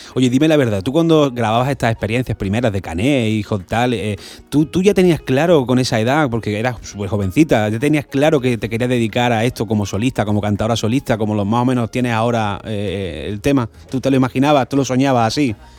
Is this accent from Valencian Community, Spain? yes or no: no; Granada, Andalusia, Spain; en Granada, en mi tierra